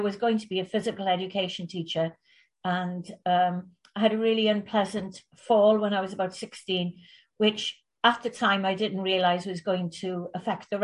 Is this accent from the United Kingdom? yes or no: yes; West Wales, United Kingdom; also born or lived in Bangor, North Wales; I grew up in West Wales